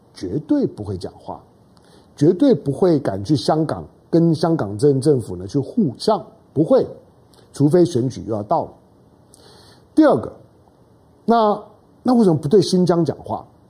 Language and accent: Chinese; Taiwan; 我身为台湾人